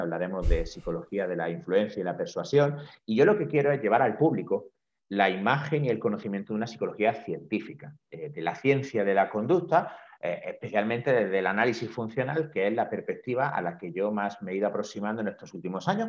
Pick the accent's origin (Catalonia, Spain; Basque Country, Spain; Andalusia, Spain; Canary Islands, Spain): Andalusia, Spain; Granada; moved away as an adult; also born or lived in Madrid; now in Barcelona, Spain; comencé a trabajar inmediatamente en eh, una consulta en mi ciudad natal, en Granada